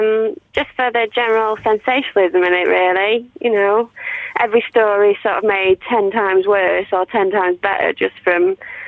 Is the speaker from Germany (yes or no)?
no; Manchester, North West England, United Kingdom; Yeah, I do like the Yorkshire accent, but I'm actually from Manchester, so...